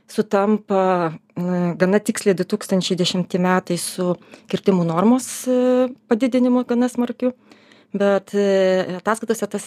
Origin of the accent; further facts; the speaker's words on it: Lithuania; mes kaip lietuviai tikrai manome, kad mums tos gamtos reikia, mums kaip lietuviam